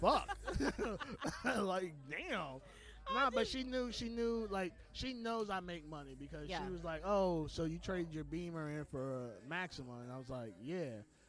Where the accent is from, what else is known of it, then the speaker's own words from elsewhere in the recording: U.S. Virgin Islands; Okay, so I'm originally from the Virgin Islands, right?